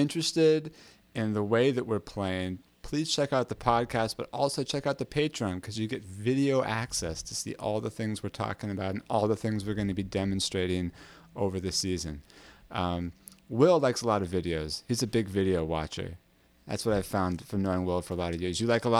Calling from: Brooklyn, New York, United States; I'm coming from Brooklyn, New York.

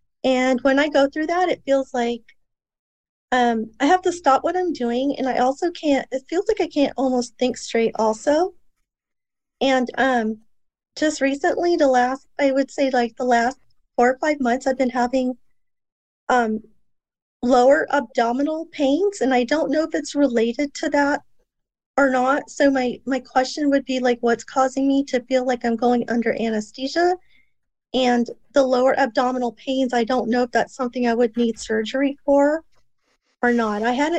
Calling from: Antelope Valley, California, United States; I'm from Southern California right now.

